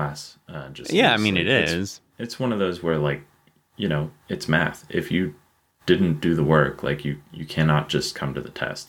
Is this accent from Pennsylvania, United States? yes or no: yes; Pittsburgh, Pennsylvania, United States; and I am born and raised in Pittsburgh.